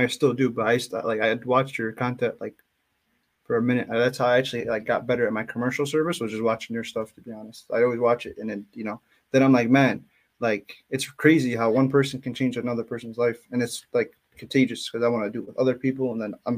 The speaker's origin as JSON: {"language": "English", "town": "Dearborn", "region": "Michigan", "country": "United States", "said": "I'm outside of Detroit. It's called a city called Dearborn, but like ethnicity wise, my family, they actually immigrated from Yemen"}